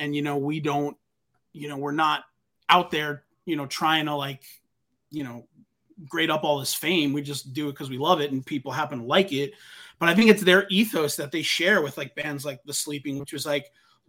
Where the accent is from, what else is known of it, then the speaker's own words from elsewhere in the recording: New York, United States; I remember about growing up on Long Island that like I loved.